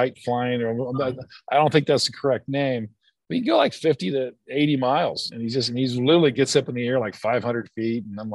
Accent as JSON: {"language": "English", "town": "Greenville", "region": "South Carolina", "country": "United States", "tie": "born or raised there", "said": "my hometown of Greenville, South Carolina"}